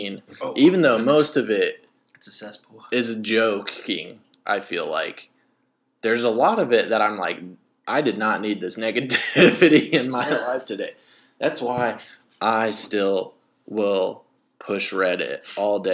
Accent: Southwest Missouri, United States; I'm from Southwest Missouri

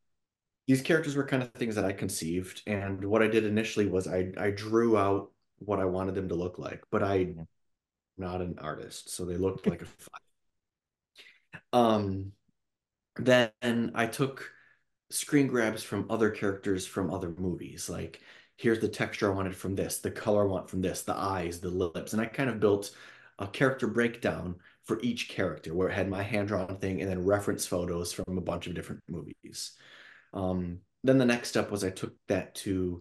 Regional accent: Michigan, United States; now in Los Angeles, United States; I grew up in Michigan

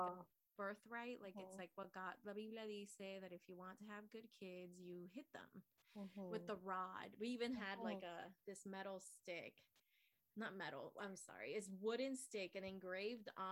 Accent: Nicaragua; moved away; So I was born in Nicaragua

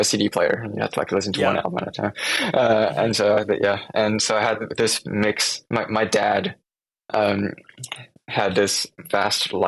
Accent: France; moved away as an adult; also born or lived in Taiwan; now in Seattle, United States; I was born in Taiwan. And then we moved to France when I was around 1 year, 1 year old. Mm-hmm. And so that's where I grew up, in France

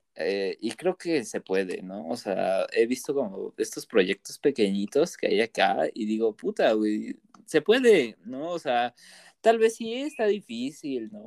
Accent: Toluca, State of Mexico, Mexico; soy del Estado de México

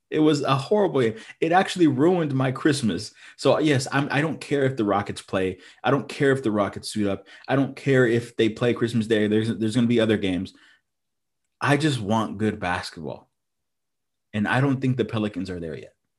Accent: Houston, Texas, United States; we're from Houston. We're, we're Space City, Texas, uh, Houston, Texas

